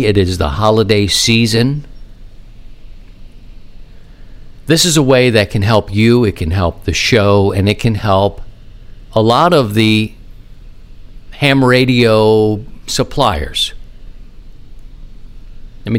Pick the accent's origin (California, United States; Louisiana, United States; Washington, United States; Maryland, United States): Maryland, United States; Baltimore; moved away as an adult; also born or lived in Philadelphia; now in St. Louis, United States; I grew up in Baltimore